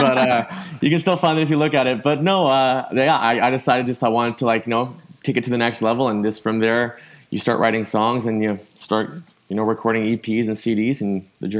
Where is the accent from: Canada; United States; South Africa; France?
Canada; obviously growing up in Canada